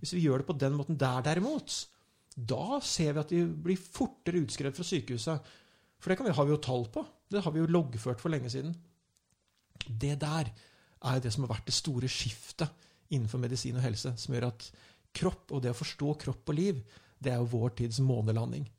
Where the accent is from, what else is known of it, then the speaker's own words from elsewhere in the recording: Lillehammer, Innlandet, Norway; jeg kommer fra Lillehammer